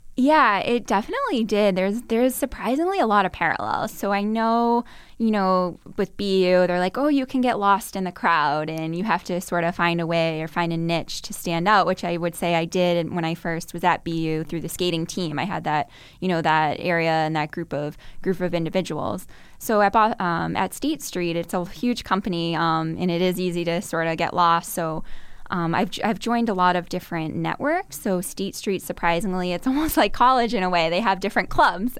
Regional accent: Burlington, Massachusetts, United States; I'm from Burlington, Massachusetts, which is just about, I believe, sixteen miles from here, um, north of Boston.

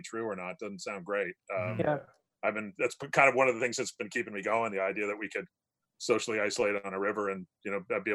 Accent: Hamilton, Ontario, Canada; also born or lived in Georgetown, Ontario; I'm from Hamilton too. I grew up here. So I grew up on the mountain

